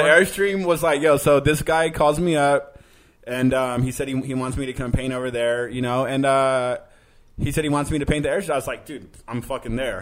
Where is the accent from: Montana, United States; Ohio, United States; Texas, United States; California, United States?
California, United States; Manteca; moved away as an adult; also born or lived in San Jose, California / Los Angeles, California; now in New York, United States; I I grew up in Northern California, but I I think living in Los Angeles for so long